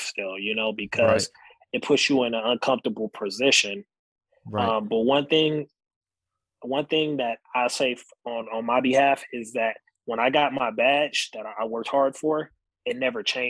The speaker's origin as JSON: {"language": "English", "town": "San Bernardino", "region": "California", "country": "United States", "tie": "born or raised there", "lives_now": "Beaumont, United States", "said": "I wanted the opportunity to police my home, my hometown"}